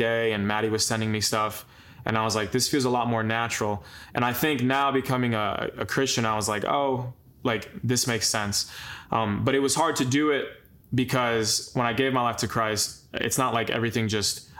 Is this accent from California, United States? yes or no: no; Long Island, New York, United States; moved away; we grew up in Long Island together